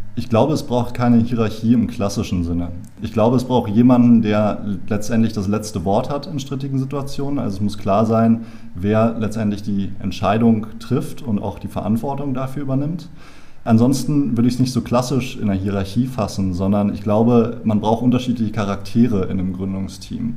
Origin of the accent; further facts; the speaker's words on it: Berlin, Germany; also born or lived in Ireland; ich komme aus Berlin, bin hier geboren